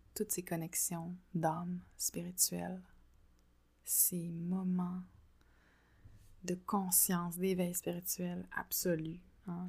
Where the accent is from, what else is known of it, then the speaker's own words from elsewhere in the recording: Quebec, Canada; also born or lived in France; je suis rentrée au Québec